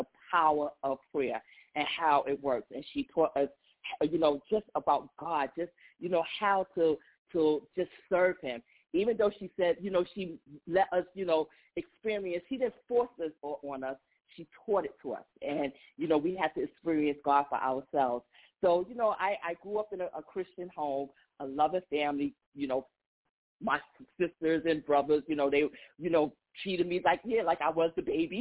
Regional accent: New York City, New York, United States; I'm from Queens, New York

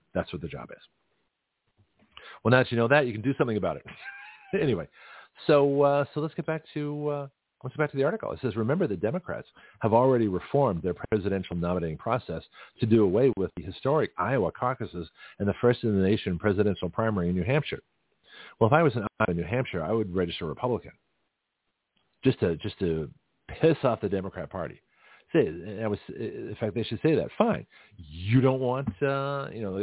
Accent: Canada; now in United States; it would be American Canadian because I was born in Canada

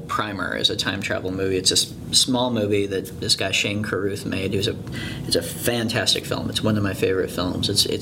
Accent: San Clemente, California, United States; growing up in San Clemente, it is a, you know, it was a really bright, beautiful, clean beach town

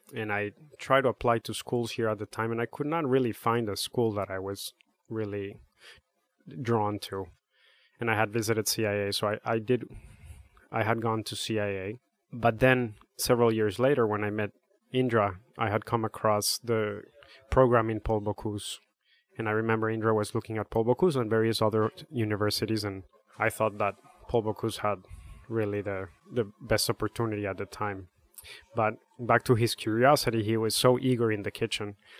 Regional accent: Bogotá, Bogotá Capital District, Colombia; now in Connecticut, United States; I'm from Bogota, Colombia.

